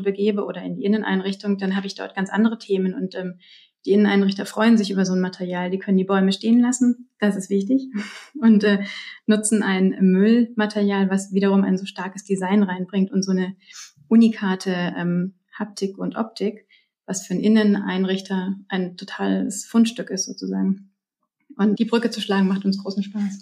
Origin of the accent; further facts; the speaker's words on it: Germany; bei uns in Deutschland